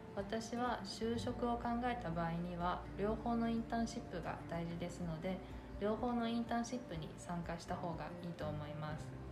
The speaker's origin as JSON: {"language": "Japanese", "country": "China", "tie": "born or raised there", "also_born_or_lived": "Hangzhou", "moved": "yes", "lives_now": "Japan", "said": "私は中国の広州出身です"}